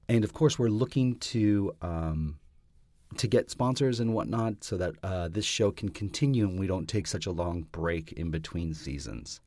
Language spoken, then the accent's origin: English; Canada; I'm Canadian